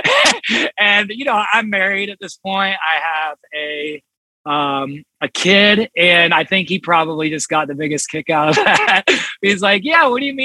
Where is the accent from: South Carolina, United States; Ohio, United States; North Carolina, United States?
Ohio, United States; Columbus; I grew up here in Columbus. I live in Columbus now